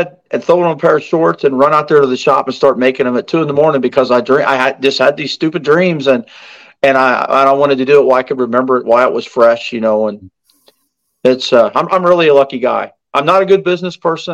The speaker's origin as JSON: {"language": "English", "country": "United States", "tie": "born or raised there", "said": "growing up on the Ohio River"}